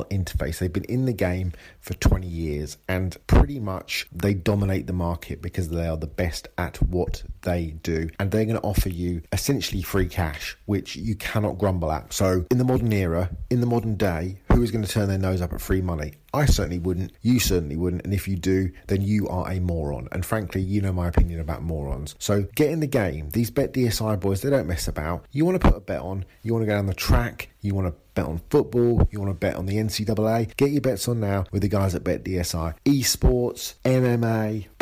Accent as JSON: {"language": "English", "region": "England", "country": "United Kingdom", "said": "I'm English"}